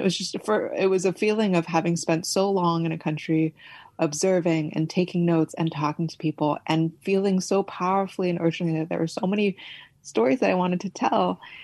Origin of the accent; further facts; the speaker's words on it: California, United States; also born or lived in Beijing, China; I was born and raised in California, but I'm ethnically Chinese by descent